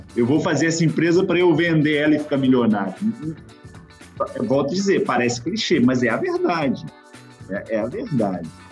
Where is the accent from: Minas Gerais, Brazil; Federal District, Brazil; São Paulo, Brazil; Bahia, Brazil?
Minas Gerais, Brazil; Belo Horizonte; moved away as an adult; also born or lived in Betim; now in Belgium; Sou originalmente de Belo Horizonte, mas morei um bom tempo em Betim